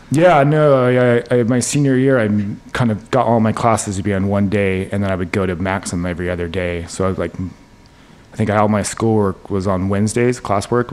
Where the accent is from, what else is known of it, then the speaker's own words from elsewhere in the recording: Salt Lake City, Utah, United States; moved away as an adult; now in New York City, United States; I grew up in Salt Lake City, Utah. Uh, to two New York City um, parents, and we moved out to Utah in like the early '80s because of my dad's job